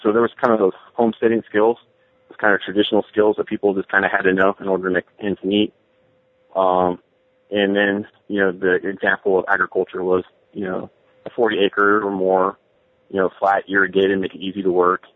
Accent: San Francisco Bay Area, Alameda County, California, United States; I grew up in the San Francisco Bay Area, uh, in Alameda County

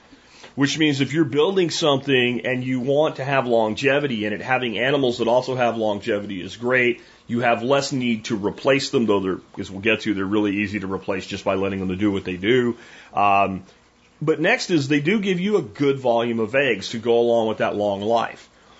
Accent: Jacksonville, Florida, United States; I grew up in Jacksonville, Florida, and we had ponds like in every apartment complex, every subdivision.

